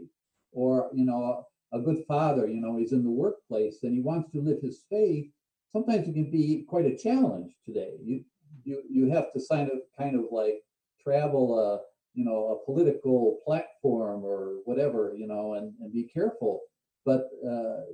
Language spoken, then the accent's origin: English; Cleveland, Ohio, United States; I'm from Cleveland, I grew up there